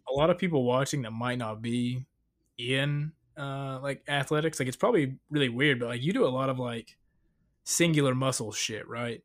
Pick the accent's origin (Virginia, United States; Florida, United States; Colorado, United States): Virginia, United States; Northeast Tennessee, Southwest; moved away; also born or lived in Salisbury, North Carolina; I grew up in Southwest Virginia, Northeast Tennessee